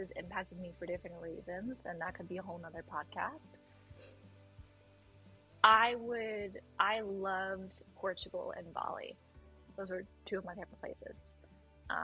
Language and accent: English; United States; I'm an American